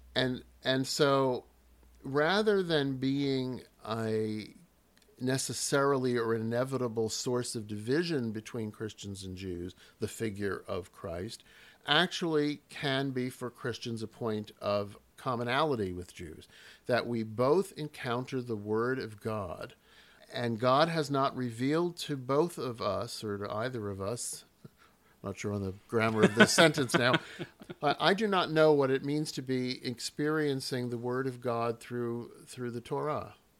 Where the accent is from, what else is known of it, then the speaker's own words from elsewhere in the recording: New York, United States; now in Philadelphia, United States; I'm from New York originally